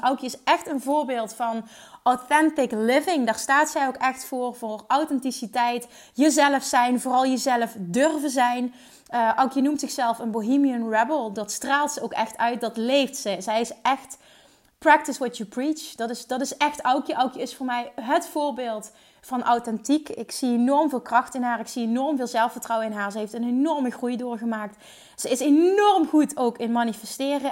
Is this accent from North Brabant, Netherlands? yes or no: no; Central Limburg, Netherlands; We komen allebei uit Midden-Limburg